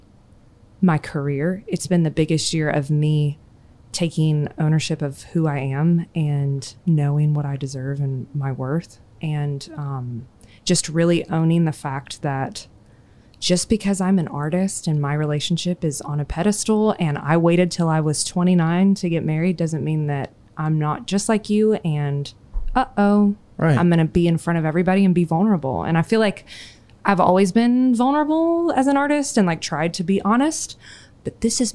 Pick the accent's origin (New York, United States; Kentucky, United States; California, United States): Kentucky, United States; I'm from Kentucky